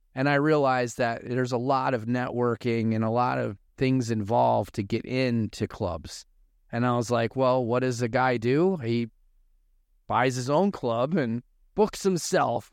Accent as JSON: {"language": "English", "town": "Chicago", "region": "Illinois", "country": "United States", "tie": "born or raised there", "moved": "as an adult", "lives_now": "Arizona, United States", "said": "I'm originally from Chicago, uh, grew up in Chicago, and then in two thousand four, we moved here in Arizona"}